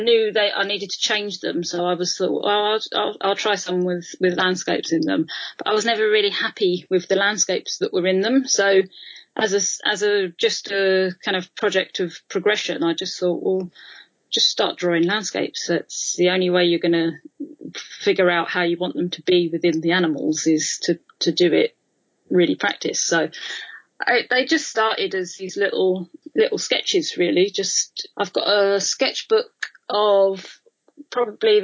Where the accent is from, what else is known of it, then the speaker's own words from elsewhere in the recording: London, United Kingdom; being a Londoner